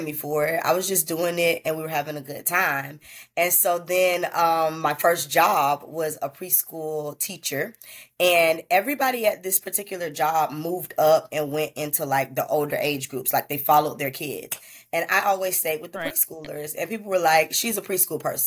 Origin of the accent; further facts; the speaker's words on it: Tallahassee, Florida, United States; I'm from Tallahassee, Florida